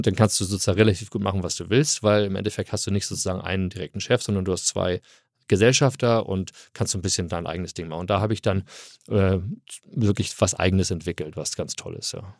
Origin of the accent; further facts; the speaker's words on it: Hamburg, Germany; moved away as an adult; also born or lived in California, United States; Nein, ich komme aus Hamburg, ich bin Eppendorf. Äh, ah. Eppendorf groß gewachsen